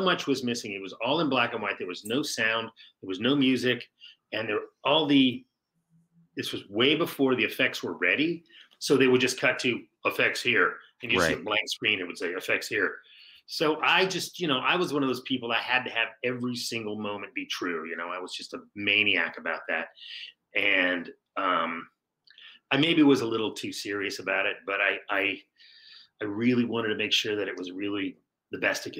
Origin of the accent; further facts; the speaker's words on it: Saratoga, California, United States; that's where I'm from. I'm from Saratoga